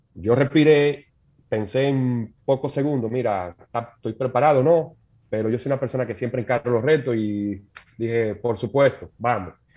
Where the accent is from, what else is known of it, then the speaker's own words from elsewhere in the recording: Santo Domingo, Distrito Nacional, Dominican Republic; Yo nací en Santo Domingo, mis padres también